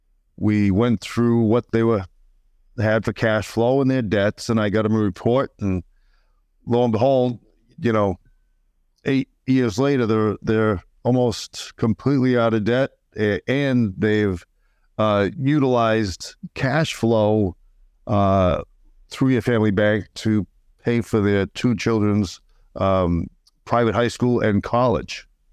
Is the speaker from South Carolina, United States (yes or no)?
no; Uxbridge, Massachusetts, United States; now in St. Augustine, United States; Small town in Massachusetts, Uxbridge, Massachusetts.